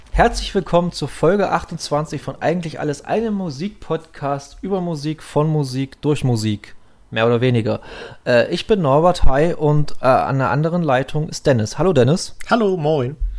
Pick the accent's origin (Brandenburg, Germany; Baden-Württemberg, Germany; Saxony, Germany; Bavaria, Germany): Saxony, Germany; wir sind ja evangelisch geprägt hier in Sachsen